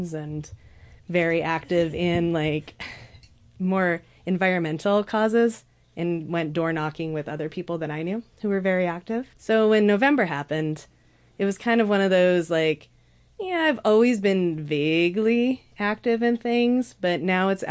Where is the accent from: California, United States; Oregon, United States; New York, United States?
Oregon, United States; Southern; I grew up in Southern Oregon